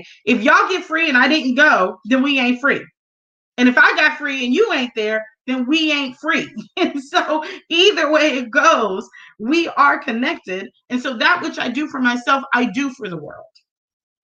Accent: United States; moved away as an adult; I grew up in the U.S. I was born in the United States. I was raised in the United States

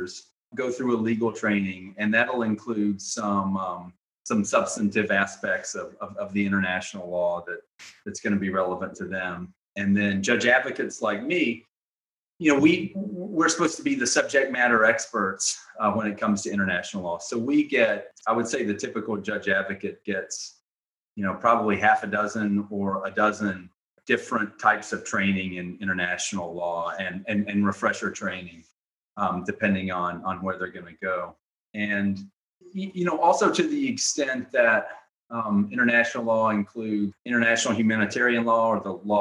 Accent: Tennessee, United States; I'm originally from the States, of course, from Tennessee

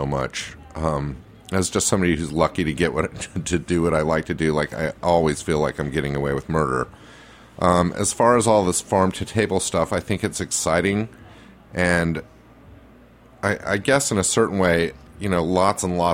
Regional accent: Salt Lake City, Utah, United States; now in New York, United States; I grew up Jewish in Salt Lake City

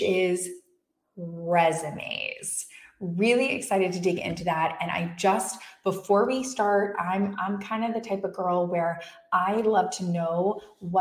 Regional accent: West Palm Beach, Florida, United States; West Palm Beach, Florida. Woo, my hometown

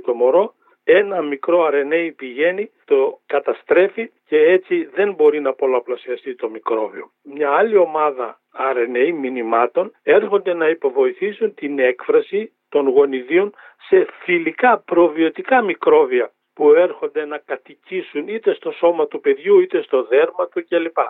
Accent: Drama, Eastern Macedonia and Thrace, Greece; moved away; την ιδιαίτερη πατρίδα μου, τη Δράμα πάω στο χωριό μου

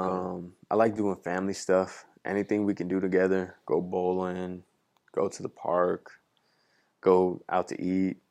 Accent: California, United States; moved away as an adult; now in Minneapolis, United States; I'm from California

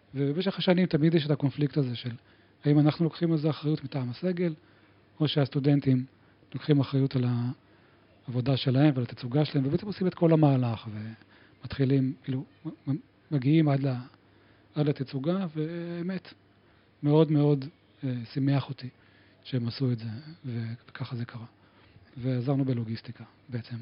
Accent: Givatayim, Tel Aviv District, Israel; now in Tel Aviv, Israel; גדלתי בגבעתיים

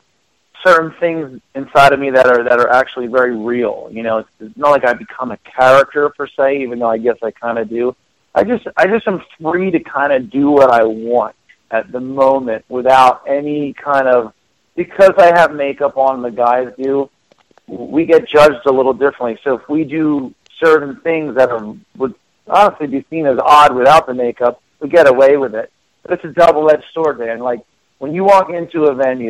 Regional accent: Philadelphia, Pennsylvania, United States; I grew up in Philadelphia

